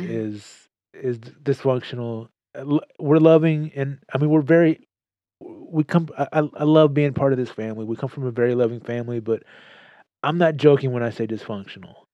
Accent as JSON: {"language": "English", "region": "Texas", "country": "United States", "said": "I'm proud to be a Texan"}